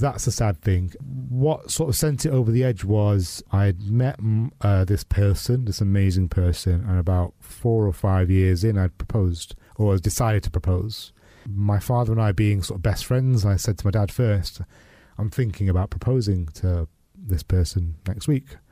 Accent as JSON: {"language": "English", "country": "United Kingdom", "tie": "born or raised there", "said": "grew up in the eighties and nineties as a British Pakistani Muslim man who was gay"}